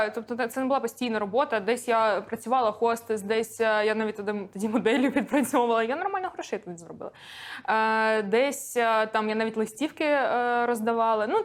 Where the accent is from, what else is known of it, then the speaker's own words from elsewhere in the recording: Donetsk, Donetsk Oblast, Ukraine; first language Russian; Ukrainian is a second language; moved away as an adult; Я так, народилася це... та вирісла у Донецьку.